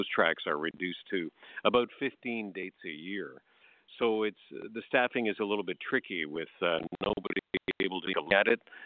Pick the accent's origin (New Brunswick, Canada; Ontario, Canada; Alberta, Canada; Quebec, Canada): Ontario, Canada; Leamington; my hometown of Leamington, about 35 miles southeast